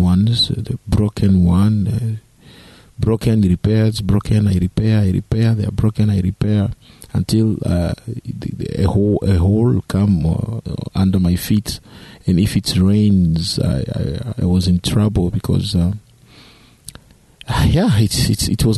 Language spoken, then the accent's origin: English; DR Congo; also born or lived in East Africa; I was born in Democratic Republic of Congo, which is a Central African country.